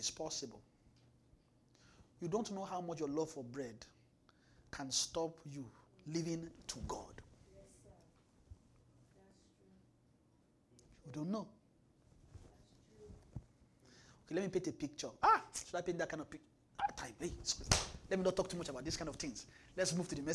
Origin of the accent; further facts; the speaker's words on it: Nigeria; now in Winnipeg, Canada; we're from Nigeria